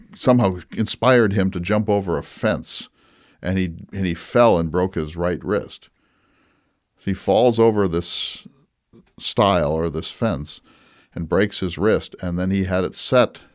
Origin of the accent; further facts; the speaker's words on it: North Dakota, United States; When I was growing up in North Dakota in the nineteen sixties and seventies